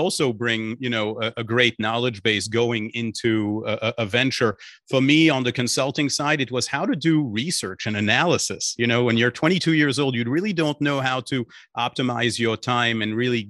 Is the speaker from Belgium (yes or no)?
yes; Belgium; born there; English is a second language; As you may have picked up a small accent in my voice, I was born in Belgium, so I speak French and English.